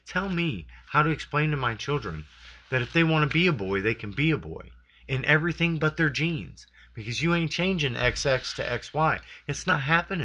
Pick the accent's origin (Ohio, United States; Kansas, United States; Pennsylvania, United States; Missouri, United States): Missouri, United States; I'm from Missouri and not Texas